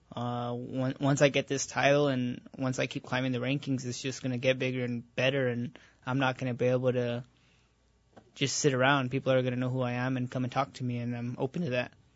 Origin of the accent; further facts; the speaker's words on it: Albuquerque, New Mexico, United States; I was born in Albuquerque, New Mexico, and I was raised in Albuquerque, New Mexico